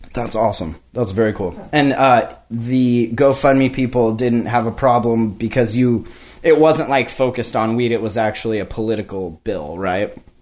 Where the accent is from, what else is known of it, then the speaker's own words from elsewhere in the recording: Kalispell, Montana, United States; moved away as an adult; also born or lived in Denver; now in Washington, United States; I live in Washington now, but I'm from Montana.